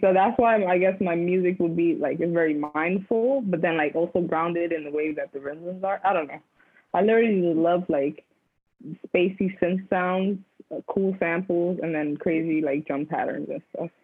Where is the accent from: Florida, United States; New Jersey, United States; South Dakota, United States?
New Jersey, United States; Union City; now in New York, United States; growing up in New Jersey, I lived in the city called Union City